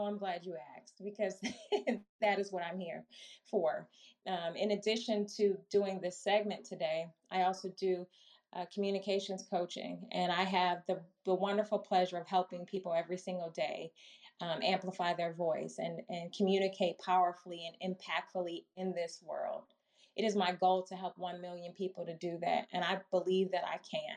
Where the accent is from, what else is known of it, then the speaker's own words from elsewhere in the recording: Milwaukee, Wisconsin, United States; also born or lived in Chicago, Illinois; now in Maryland, United States; born and raised in Milwaukee, Wisconsin, grew up in Chicago, went to undergrad and grad school in Chicago, and now live in the Maryland area